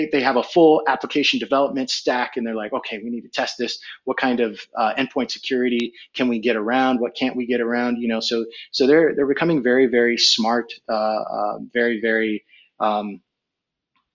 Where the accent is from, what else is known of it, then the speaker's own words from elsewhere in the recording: Fremont, California, United States; also born or lived in New York / Barataria, Trinidad and Tobago; I moved to Fremont when I was about nine, maybe 10, late 80s, actually